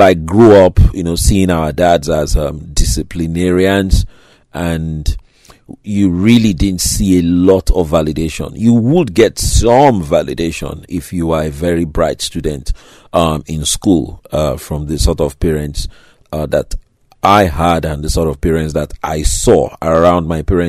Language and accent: English; Lagos, Nigeria; the sort of place where I grew up in Nigeria, Lagos, Nigeria, in Africa